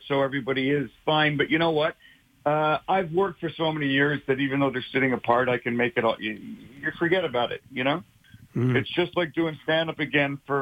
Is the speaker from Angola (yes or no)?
no; Canada; moved away as an adult; now in Los Angeles, United States; I'm Canadian